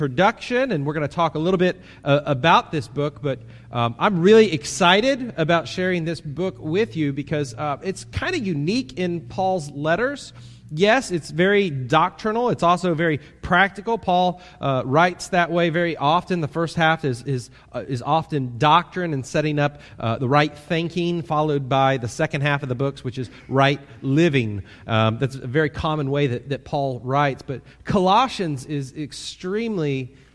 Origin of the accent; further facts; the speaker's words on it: Kansas City, United States; now in Titusville; I grew up in Kansas City, so I grew up in a large town